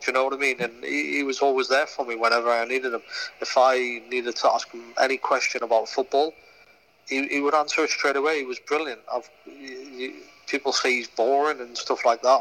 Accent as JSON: {"language": "English", "town": "Newcastle upon Tyne", "region": "North East England", "country": "United Kingdom", "said": "I'm a Geordie"}